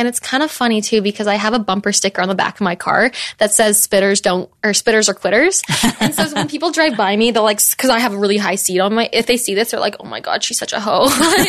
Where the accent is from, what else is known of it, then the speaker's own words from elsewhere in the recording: Canada; moved away; because I'm Canadian.